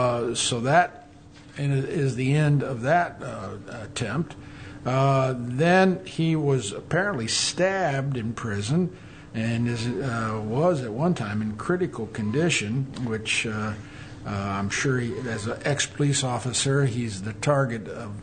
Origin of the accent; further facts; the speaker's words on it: Maryland, United States; I was born in Maryland.